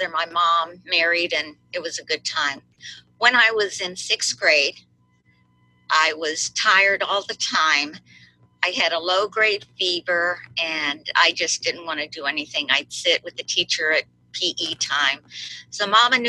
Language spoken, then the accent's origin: English; Miami, Florida, United States; I was born in Miami, and my parents were both Cuban. And we lived in a little house in Miami with terrazzo flooring